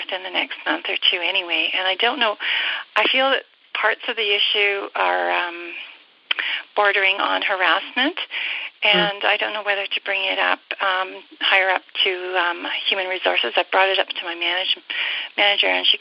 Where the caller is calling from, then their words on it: Alberta, Canada; I'm calling from Alberta, Canada.